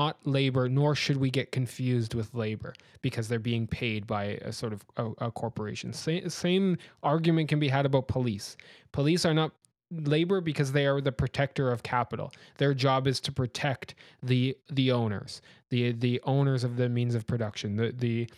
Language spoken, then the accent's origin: English; Canada; I'm from Canada, and in Canada we have very strong vaccine mandates